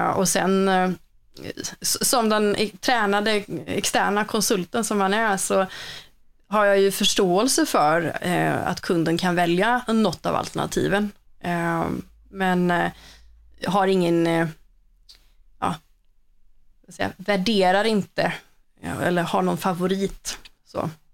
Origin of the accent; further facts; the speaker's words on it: Borås, Västra Götaland, Sweden; moved away; det hörs väl lite att jag inte är från Stockholm eller så, utan jag kommer ju från eh, Boråsområdet